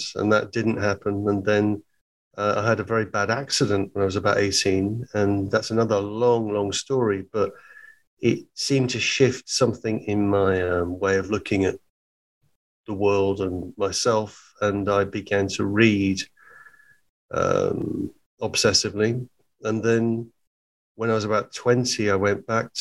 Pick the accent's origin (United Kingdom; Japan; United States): United Kingdom; Hertfordshire, East of England; also born or lived in Liverpool; I was born in Hertfordshire in England, about 30 miles north of London